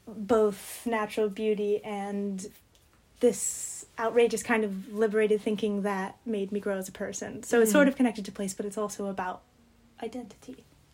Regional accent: Dallas, Texas, United States; moved away as an adult; now in St Andrews, United Kingdom; I'm from Dallas, Texas.

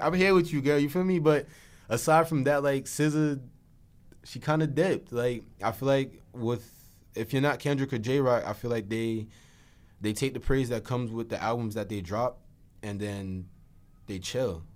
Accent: New Jersey, United States; being from here

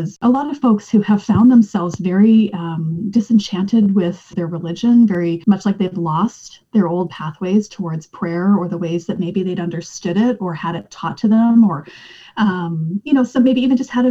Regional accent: Western Canada, Canada; I grew up in Western Canada

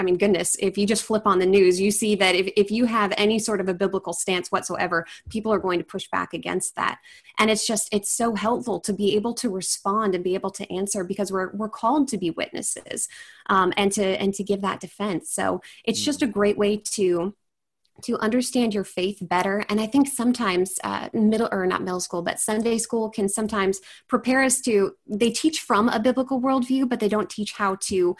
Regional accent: Puyallup, Washington, United States; So I'm from Washington State. I'm from a town called Puyallup. It's about probably about 30 minutes from Seattle.

